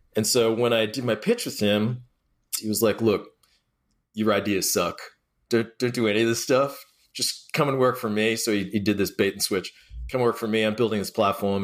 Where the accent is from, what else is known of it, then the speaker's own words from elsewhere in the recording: Australia; moved away; I grew up in Australia